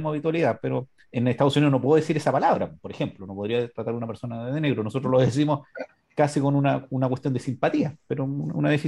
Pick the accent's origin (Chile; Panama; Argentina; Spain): Chile; Somos de Chile